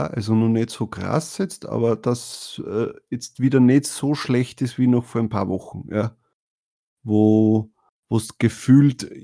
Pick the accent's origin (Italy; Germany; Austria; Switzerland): Austria; also bei uns in Österreich heißt das Bundes Bundesheer und in Deutschland heißt der Bundeswehr.